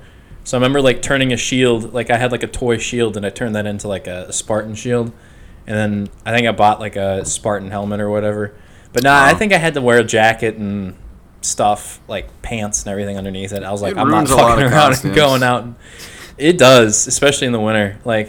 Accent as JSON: {"language": "English", "region": "Minnesota", "country": "United States", "tie": "born or raised there", "moved": "yes", "lives_now": "Florida, United States", "said": "since I moved away from Minnesota"}